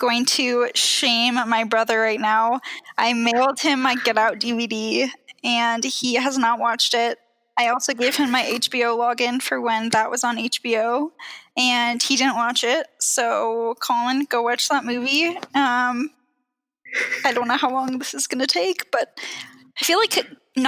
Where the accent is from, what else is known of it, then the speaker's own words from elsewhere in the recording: Seattle, Pacific Northwest, United States; now in Denver, United States; I was born in Seattle and grew up in the Pacific Northwest